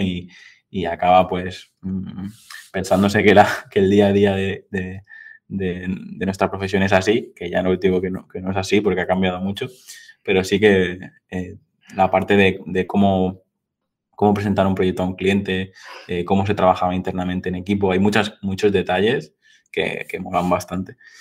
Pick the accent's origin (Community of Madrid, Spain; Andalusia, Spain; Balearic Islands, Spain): Balearic Islands, Spain; Mallorca; yo soy de Mallorca